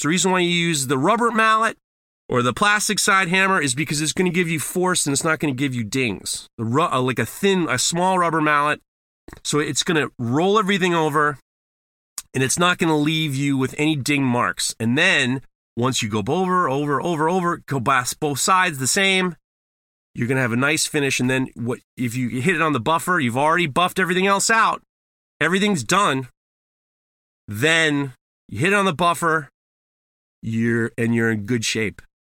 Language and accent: English; New York, United States; I'm from New York